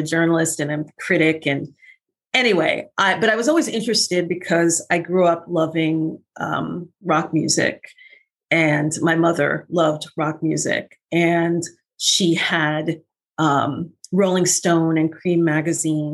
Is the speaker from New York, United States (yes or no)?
yes; New York City, New York, United States; moved away as an adult; also born or lived in Los Angeles; I was born and raised in Brooklyn